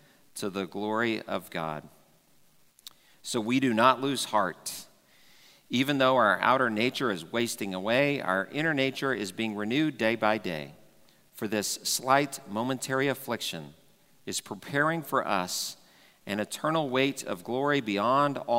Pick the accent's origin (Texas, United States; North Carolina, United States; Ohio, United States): Texas, United States; Dallas; growing up in Texas, and Texas is kind of the belt buckle, claim that sometimes, or Dallas especially, where I grew up